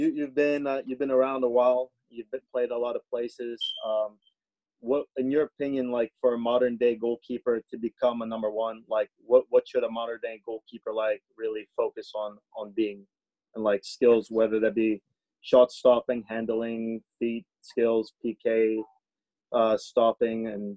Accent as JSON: {"language": "English", "town": "Chios", "region": "North Aegean", "country": "Greece", "second_language": "English", "said": "I'm actually from Greece, so I used to watch you."}